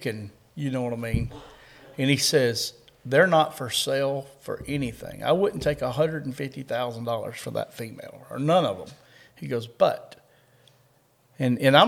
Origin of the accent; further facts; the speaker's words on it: Kentucky, United States; We're from Kentucky.